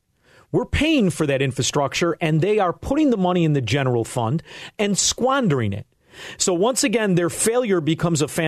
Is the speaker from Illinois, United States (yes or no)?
yes; Chicago, Illinois, United States; I'm from Chicago